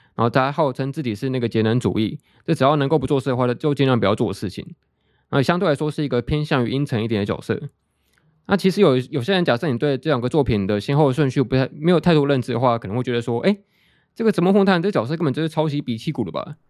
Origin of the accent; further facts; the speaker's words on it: Taiwan; 类似我们台湾这边的那个大老二的扑克牌游戏